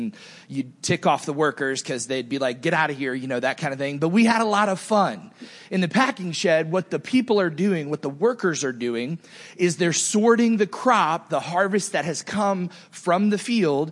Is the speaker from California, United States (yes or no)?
no; Naples, Fort Myers, Southwest Florida, United States; As I was growing up in Southwest Florida, Naples, Fort Myers, and the woods in between all that area